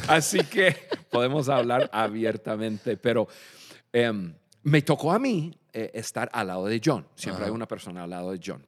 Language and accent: Spanish; Michigan, United States; Spanish is a second language; moved away as an adult; also born or lived in Dallas, Texas; now in Mexico; yo nací en Michigan, yo soy del norte